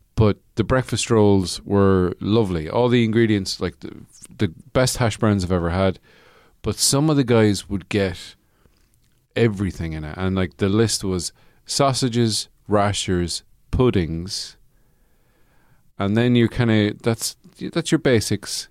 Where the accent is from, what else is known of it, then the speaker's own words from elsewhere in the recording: Ireland; I'm Irish.